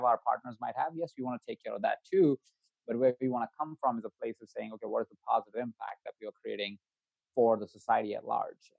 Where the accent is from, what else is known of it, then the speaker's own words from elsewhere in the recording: India; moved away; My background, I come from India. I was born in India. I was born into a family of 22 other people.